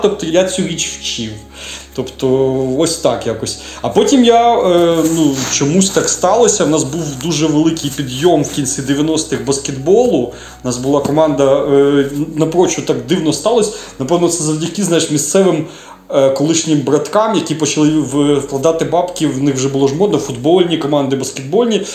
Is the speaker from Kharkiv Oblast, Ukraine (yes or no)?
no; Rivne, Rivne Oblast, Ukraine; also born or lived in Khabarovsk, Russia; now in Lviv, Ukraine; Я туди переїхав, коли мені було, здається, якщо не помиляюсь, чи 4 чи 5 років